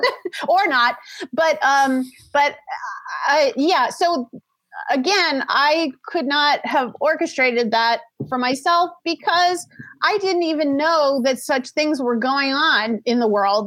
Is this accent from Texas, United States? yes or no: no; New Orleans, Louisiana, United States; moved away as an adult; also born or lived in Orange County / San Diego / Los Angeles; now in Tarzana, United States; I'm originally from New Orleans, Louisiana